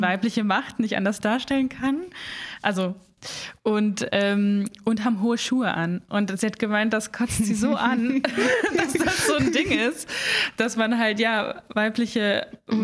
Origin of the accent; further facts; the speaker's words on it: Southern Black Forest, Baden-Württemberg, Germany; moved away as an adult; also born or lived in Munich / England / Mainz; ich komme aus dem Schwarzwald eigentlich, aus dem Südschwarzwald